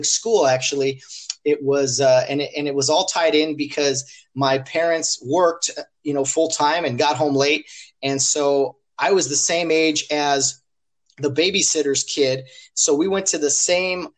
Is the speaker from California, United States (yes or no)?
yes; Glendora, California, United States; We grew up in Glendora, Baja Glendora, as we like to call it, pretty the southern part